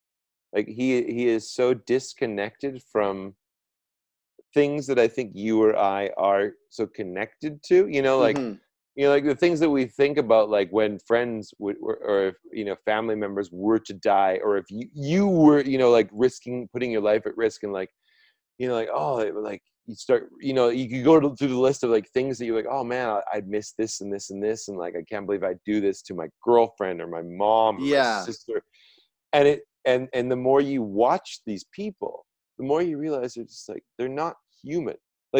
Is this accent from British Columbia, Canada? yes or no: yes; British Columbia, Canada; I, like being from British Columbia and having walked through forests, and I remember being like 4 years old and we were at some, you know, we were at some campsite outside of Vernon.